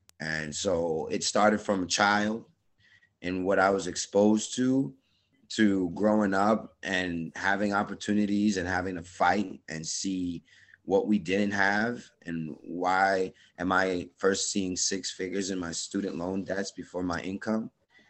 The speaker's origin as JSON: {"language": "English", "country": "Jamaica", "said": "I also wanted to be a track and field athlete and go to the Olympics, you know, as a Jamaican."}